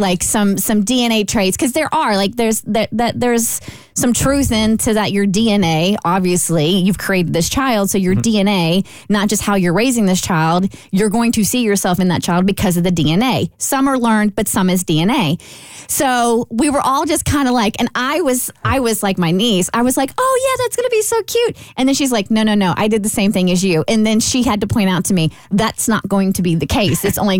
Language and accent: English; Kentucky, United States; See, we're all from Kentucky, so I felt this was a completely suitable question to ponder.